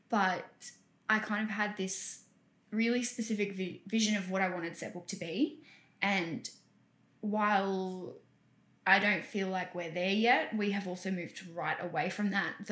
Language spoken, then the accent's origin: English; South Africa; South Africa.